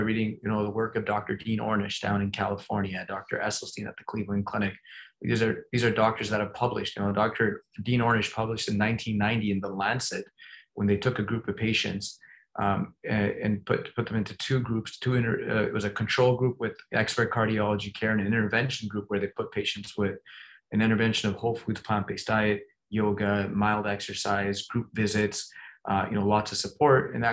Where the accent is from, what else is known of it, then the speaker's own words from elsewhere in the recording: Toronto, Ontario, Canada; moved away; I grew up in Toronto